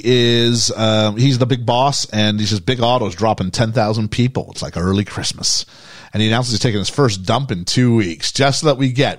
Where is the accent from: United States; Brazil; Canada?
Canada; moved away as an adult; now in United Kingdom; I'm a British kid growing up in Canada